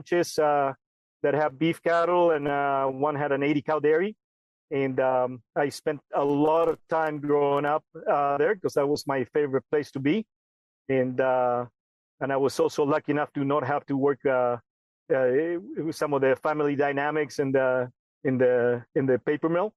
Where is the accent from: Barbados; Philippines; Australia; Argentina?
Argentina; moved away as an adult; also born or lived in Illinois, United States; now in California, United States; And I grew up in Argentina, working with dairy and beef cattle. And then I moved to the United States when I was 19